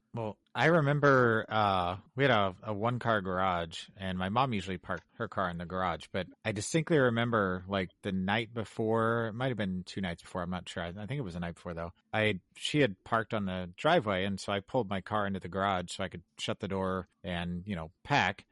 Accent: Kansas City, United States; moved away as an adult; also born or lived in Chicago / Colorado; now in Illinois, United States; I grew up in Kansas City and and I lived in the same house for all 18 years that I lived there.

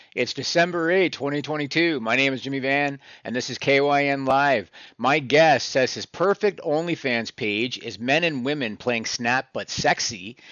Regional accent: Canada; I'm Canadian, so I don't even think we have Trader Joe's up here

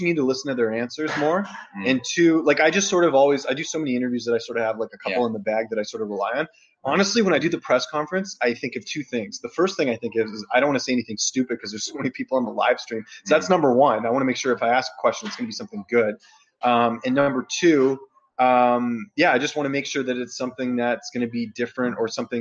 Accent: Canada; I'm a Canadian journalist

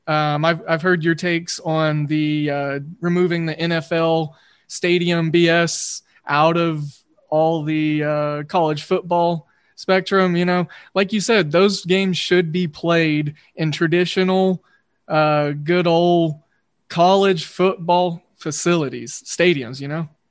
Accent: Oklahoma, United States; I growing up in Oklahoma, uh, grew up an Oklahoma State fan

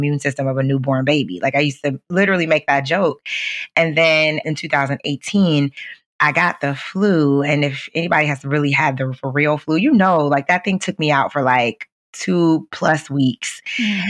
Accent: Midwest, United States; I grew up in the Midwest

